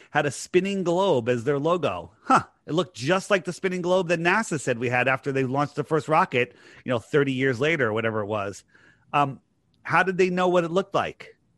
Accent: East Coast, United States; I'm just a normal guy growing up on the East Coast here

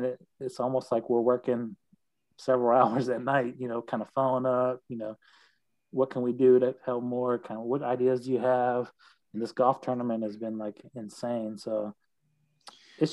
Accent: South Boston, Virginia, United States; now in Chesapeake, United States; I'm from South Boston, Virginia

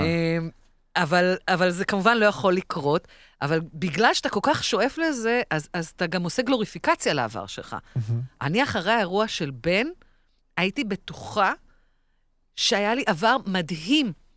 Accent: Israel; אנחנו כישראלים

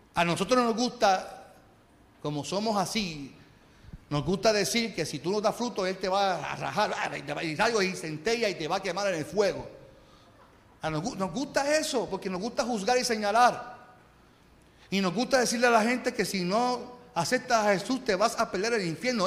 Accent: Carolina, Puerto Rico; yo soy de Carolina

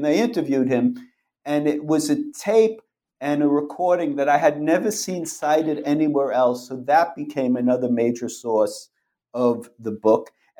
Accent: Brooklyn, New York, United States; I was fortunate enough in 1969 to be growing up in Brooklyn, and the Mets won their first championship that year.

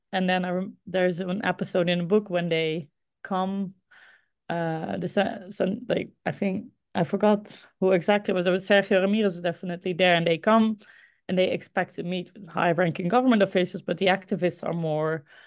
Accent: Groningen, Netherlands; Groningen. Uh, this is the my hometown, the city, a city in the Netherlands where I grew up

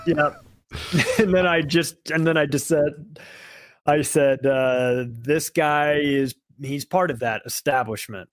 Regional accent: United States; I'm an American

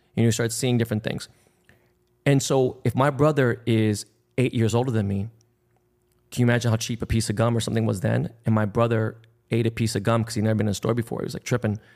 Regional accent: Los Angeles, California, United States; I was born and raised in Koreatown

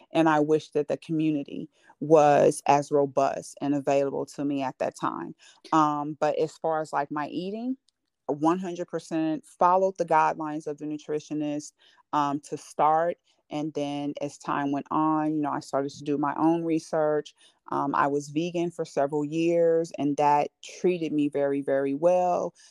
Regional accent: California, United States; now in Georgia, United States; I'm from California and I'm in Georgia

